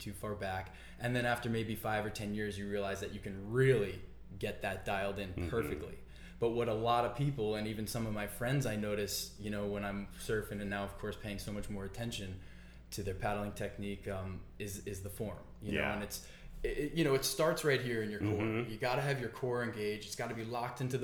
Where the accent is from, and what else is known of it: Amityville, New York, United States; born or raised there